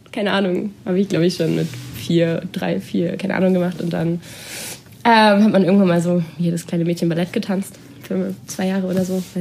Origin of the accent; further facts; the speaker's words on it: Baden-Württemberg, Germany; Genau, ich komme aus Baden-Württemberg, äh